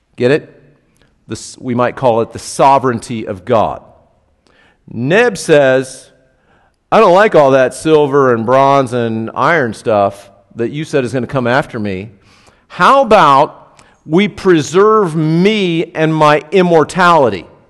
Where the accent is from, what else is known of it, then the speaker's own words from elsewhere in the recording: United States; I grew up like this as an American